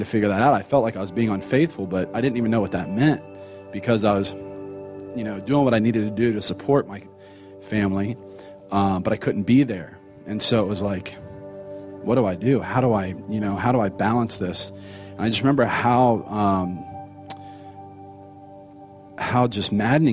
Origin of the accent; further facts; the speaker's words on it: Cincinnati, Ohio, United States; moved away as an adult; also born or lived in Austin, Texas; now in Texas, United States; we're from Cincinnati